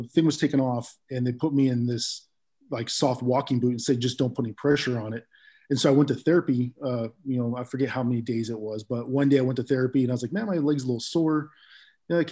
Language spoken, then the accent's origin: English; East Bay, California, United States; moved away as an adult; now in Bremerton, United States; I grew up in California and in the East Bay area